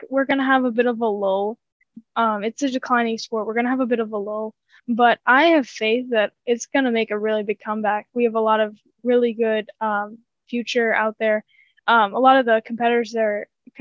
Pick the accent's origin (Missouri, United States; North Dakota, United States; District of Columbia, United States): North Dakota, United States; my home state